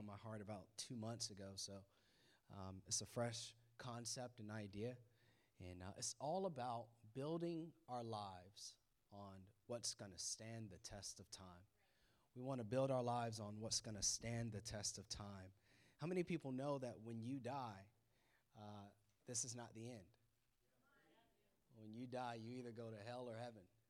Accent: Florida, United States; moved away; we moved up here from Florida

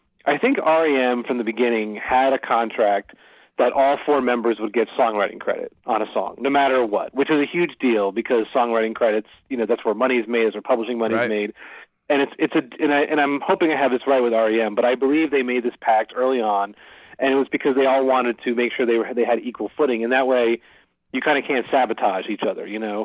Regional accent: Philadelphia, Pennsylvania, United States; I grew up in Philadelphia

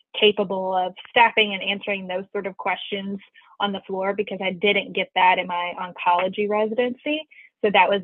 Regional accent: Kingsport, Tennessee, United States; moved away as an adult; also born or lived in Knoxville, Tennessee / Winston-Salem, North Carolina; now in Richmond, United States; I was born and raised in Kingsport, Tennessee

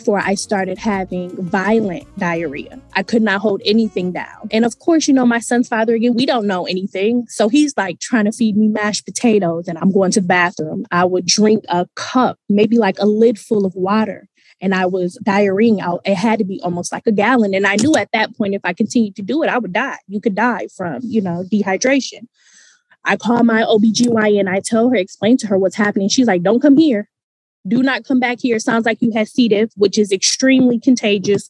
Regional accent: Michigan, United States; also born or lived in Virginia; we're from Michigan

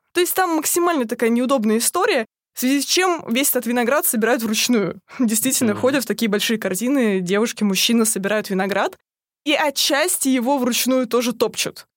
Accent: Russia; я еще затесалась из России

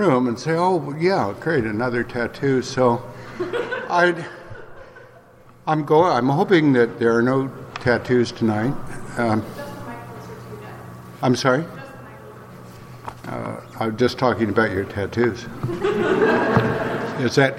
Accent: Midwest, United States; he and I tell each other lies about growing up in the Midwest

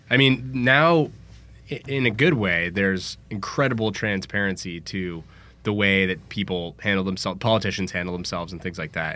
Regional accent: San Francisco, California, United States; I'm from San Francisco

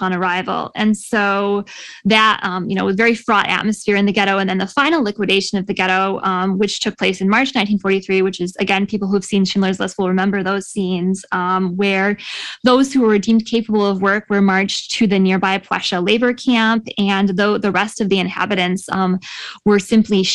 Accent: Michigan, United States; my home state of Michigan

